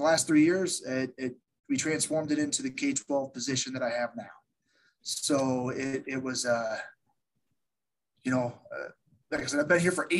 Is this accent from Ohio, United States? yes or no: no; Iowa, United States; born, raised in Iowa. Small town Iowa